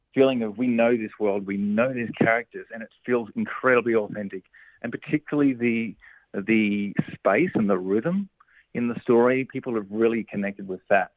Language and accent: English; Cobram, Victoria, Australia; Cobram up on the Murray River, which is in my hometown region